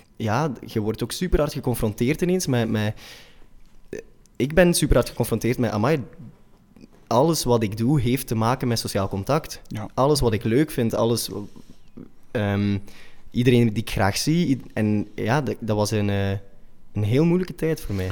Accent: Machelen, Flanders, Belgium; accent: combo van Oost-Vlaams met West-Vlaams; also born or lived in Brussels; now in Antwerp, Belgium; ben opgegroeid in Machelen, bij Zulte. En in Deinzen naar school gegaan

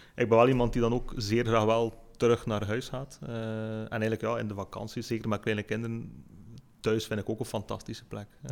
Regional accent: Lichtervelde, Flanders, Belgium; ik ben geboren in Lichterveld, ik woon er nog altijd

